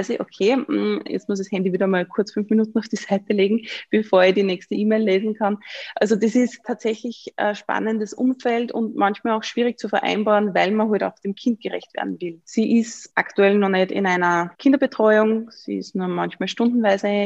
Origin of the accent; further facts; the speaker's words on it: Upper Austria, Austria; Also ich habe gesagt, ich bin aus Oberösterreich.